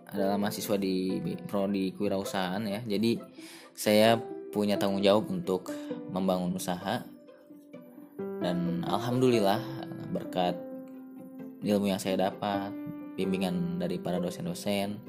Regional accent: Bandung, West Java, Indonesia; born there; Asal saya, saya lahir di Kota Kembang. Rumah saya di Kota Metropolitan, sekolah saya di kota santri

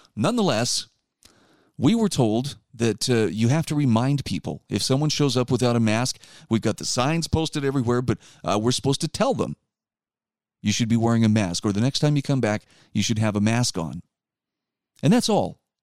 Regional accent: Utah, United States; my home state of Utah

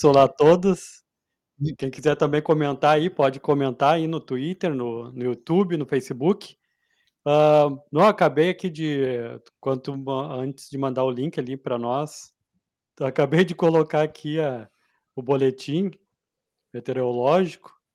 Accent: Porto Alegre, Rio Grande do Sul, Brazil; eu como sou porto-alegrense, acostumado com a umidade acima

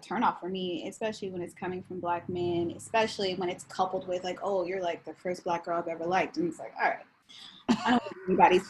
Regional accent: Bay Area, California, United States; I'm from the Bay Area.

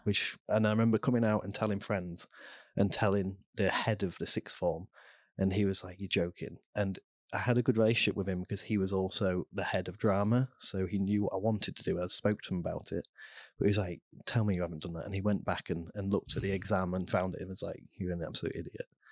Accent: Immingham, East Midlands, United Kingdom; also born or lived in Cheshire; we moved as a family when I was five there, so, and then I grew up in, in Lincolnshire

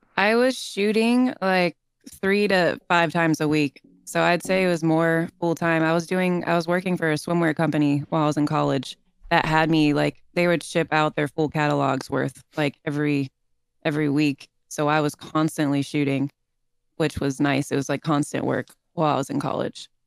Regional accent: St. Petersburg, Florida, United States; moved away as an adult; now in Southern California, United States; I'm from Saint Petersburg, Florida

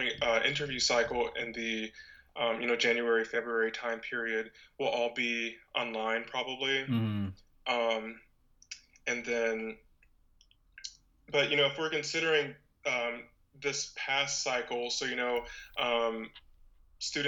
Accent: Panama City, Florida, United States; moved away as an adult; also born or lived in Orlando, Florida / Montevallo, Alabama; now in Maryland, United States; I lived there until I was 8, and then I did essentially like all of my public schooling in Panama City.

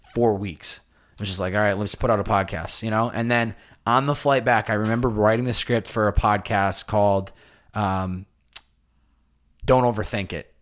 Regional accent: Massachusetts, United States; now in Los Angeles, United States; I was back home visiting family

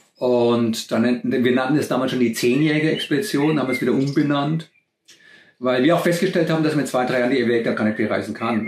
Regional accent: Germany; born or raised there; moved away as an adult

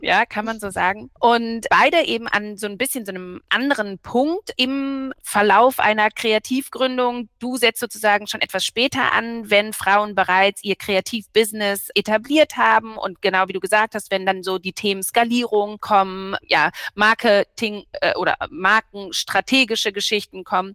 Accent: Berlin, Germany; moved away; ich wohne nicht nur in Berlin, ich bin auch gebürtige Berlinerin

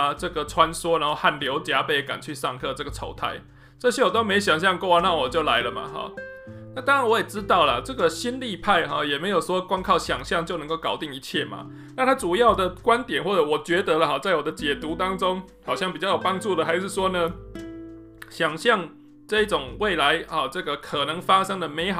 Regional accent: Taichung, Taiwan; 例如说，我是台中人嘛，哈。那我读高中的时候呢，从来都不知道台大长什么样子。

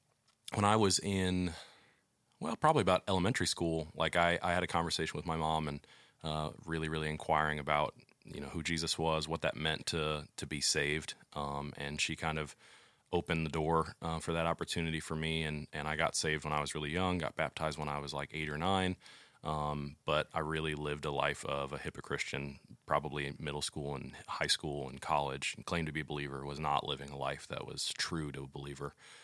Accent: St. Louis, Missouri, United States; Growing up, I grew up in St. Louis. I lived there for 20 years of my life.

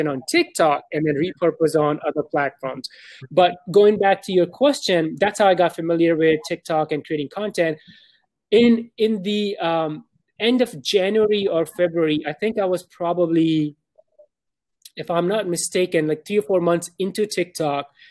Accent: Pakistan; now in Dallas, United States; I'm born and raised in Pakistan. Right now, I live in Dallas, Texas.

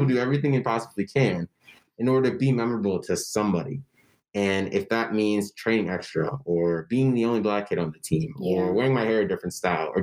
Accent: Denver, Colorado, United States; moved away; I'm from Denver

